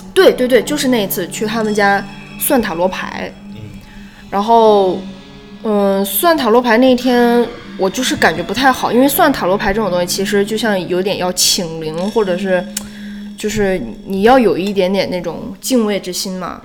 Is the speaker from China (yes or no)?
yes; China; 我们中国人